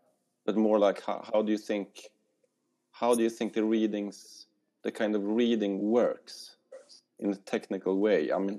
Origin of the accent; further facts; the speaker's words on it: Sweden; I'm from Sweden.